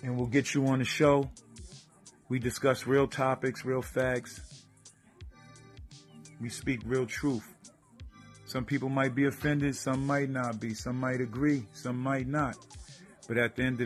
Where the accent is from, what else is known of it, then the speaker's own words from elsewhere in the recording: New Rochelle, New York, United States; my hometown, New Rock City